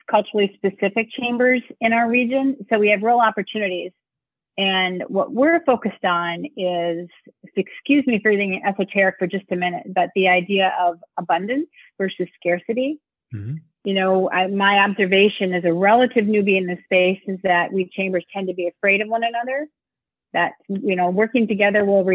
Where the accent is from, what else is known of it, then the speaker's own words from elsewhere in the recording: Minnesota, United States; moved away as an adult; now in St. Paul, United States; I am a Minnesotan. So many of us here install the homing chip in our children, so when we leave Minnesota, we come back as adults, which is what I did.